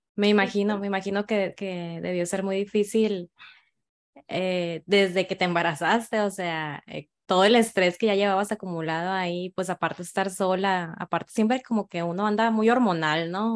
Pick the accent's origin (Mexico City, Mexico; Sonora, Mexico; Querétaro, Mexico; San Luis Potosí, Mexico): Sonora, Mexico; Guaymas; soy de Guaymas, Sonora